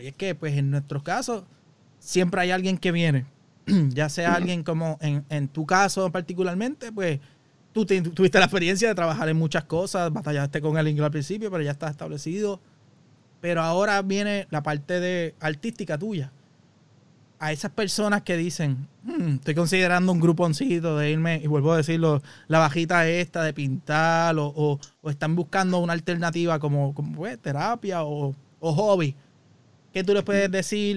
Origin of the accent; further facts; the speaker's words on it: Puerto Rico; moved away; esas son las cosas que llenan uno como puertorriqueño acá